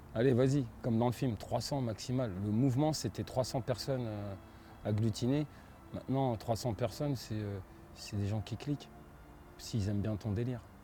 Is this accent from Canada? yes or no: no; Vitry-sur-Seine, Île-de-France, France; je viens de Vitry